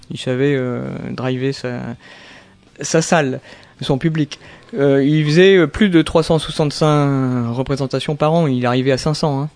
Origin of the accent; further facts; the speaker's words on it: Fontainebleau, Île-de-France, France; also born or lived in Melun / Pointe-Noire, Congo; j'ai grandi à, Fontainebleau, Melun mhm. et aussi à Pointe-Noire ah. en, Afrique, au Congo.